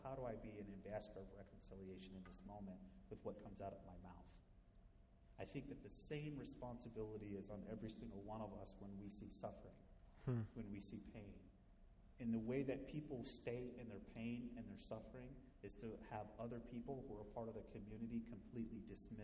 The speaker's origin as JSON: {"language": "English", "region": "Midwest", "country": "United States", "tie": "born or raised there", "said": "growing up in the Midwest in a predominantly white community"}